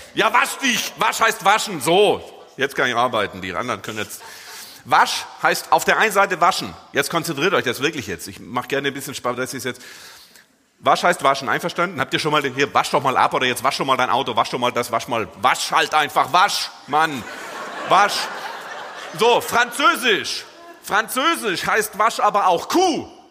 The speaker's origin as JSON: {"language": "German", "region": "Swabia", "country": "Germany", "tie": "born or raised there", "moved": "as an adult", "lives_now": "Dortmund, Germany", "said": "Gebürtiger Schwabe"}